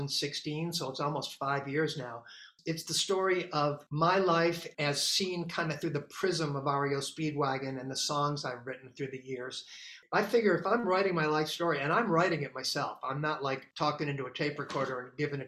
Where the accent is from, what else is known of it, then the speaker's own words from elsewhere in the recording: Chicago, Illinois, United States; now in Los Angeles, United States; I'm from Chicago